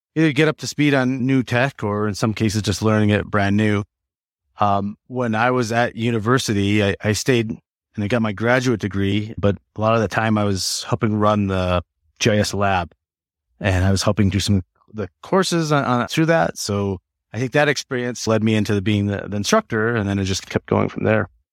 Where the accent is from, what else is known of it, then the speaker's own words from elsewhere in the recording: Black Hills area, South Dakota, United States; moved away as an adult; also born or lived in Wyoming / Redlands, California; now in Colorado, United States; I grew up in South Dakota, um, that, so in the Blackfields area